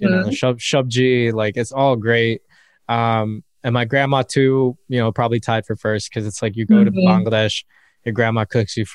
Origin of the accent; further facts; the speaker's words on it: United States; growing up in America is so interesting because you grapple with this whole identity thing